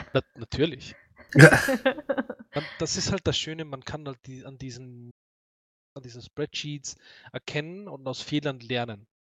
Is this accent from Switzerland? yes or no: no; Austria; accent: Austrian dialect; mein österreichischer Dialekt ist nicht so herb